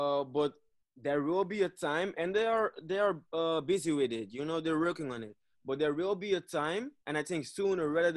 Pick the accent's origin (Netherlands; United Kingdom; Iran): Netherlands; English is a second language; I'm from Dutch. I'm sorry. I'm a Dutchie.